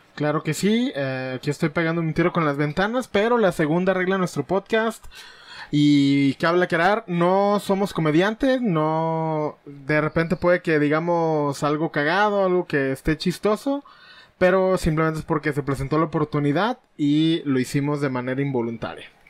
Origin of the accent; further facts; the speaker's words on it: Mexico; aquí en México, que es donde nos tocó nacer y vivir